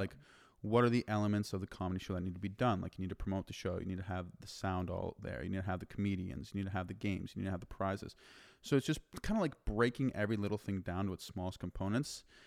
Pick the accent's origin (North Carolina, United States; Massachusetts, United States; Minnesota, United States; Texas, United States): Massachusetts, United States; moved away as an adult; also born or lived in Denver, Colorado; now in Austin, United States; I, I grew up and was born and raised in Massachusetts